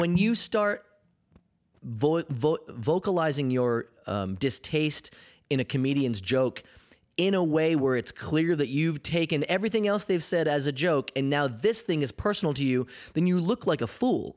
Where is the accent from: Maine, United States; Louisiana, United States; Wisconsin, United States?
Maine, United States; being in Maine, um, growing up, uh, I was, I was the ethnic kid.